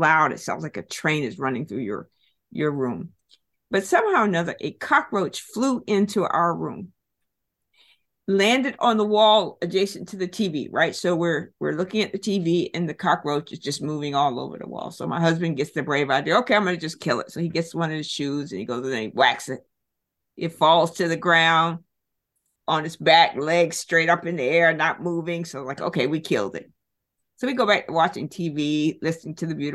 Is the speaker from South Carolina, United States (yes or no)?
yes; Walterboro, South Carolina, United States; moved away; I grew up in Walterboro, South Carolina, 27 miles from Charleston.